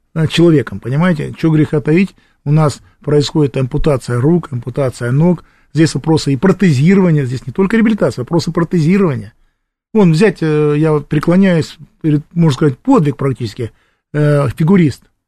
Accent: Krasnoyarsk, Krasnoyarsk Krai, Russia; Приезжаем в родной Красноярск

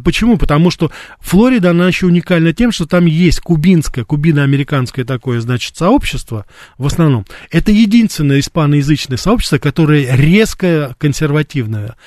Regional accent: Russia; also born or lived in United States; я журналист из России

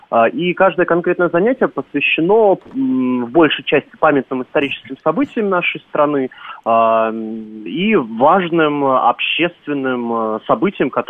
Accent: Moscow, Russia; И я как э, москвич, то есть очень зрения, что там родился, мне, конечно, грустно было это слушать

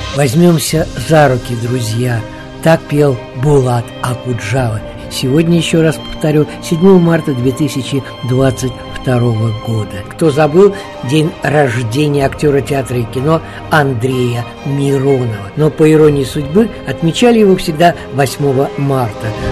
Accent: Saint Petersburg, Russia; в родном городе на Неве

